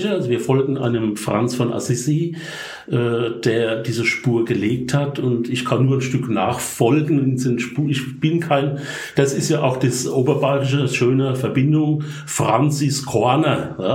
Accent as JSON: {"language": "German", "region": "Rhineland-Palatinate", "country": "Germany", "accent": "Palatinate", "said": "Äh, vielleicht vorweg, ich bin Pfälzer. Ich versuche Hochdeutsch zu reden, aber ich hoffe, man versteht mich. Aber der Akzent wird bleiben."}